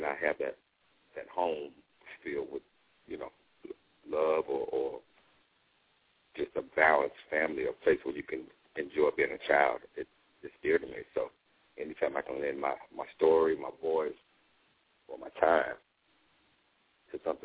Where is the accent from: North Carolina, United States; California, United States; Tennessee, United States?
North Carolina, United States; Charlotte; moved away as an adult; also born or lived in New York; I came from Charlotte.